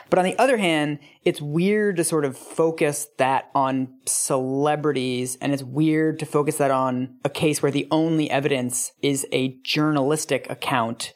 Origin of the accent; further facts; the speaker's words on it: Seattle, Washington, United States; growing up in Seattle